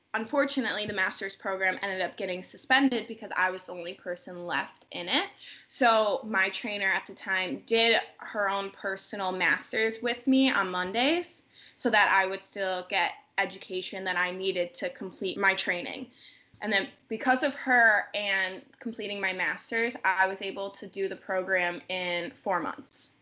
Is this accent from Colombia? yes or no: no; Lake Geneva, Wisconsin, United States; I was still commuting from Lake Geneva because I was living at home with my parents